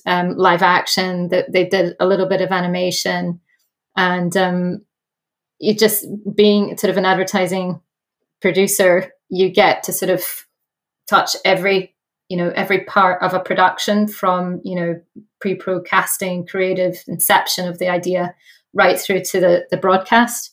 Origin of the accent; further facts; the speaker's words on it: Brazil; moved away; also born or lived in Dundee, Scotland; I was born in Brazil and moved